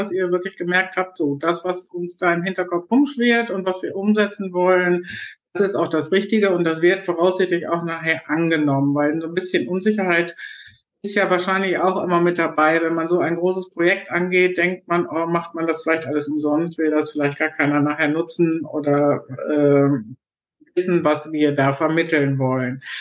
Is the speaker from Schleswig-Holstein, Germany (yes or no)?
no; North Rhine-Westphalia, Germany; Ja, jetzt komme ich ja aus Nordrhein-Westfalen, ganz weit weg von euch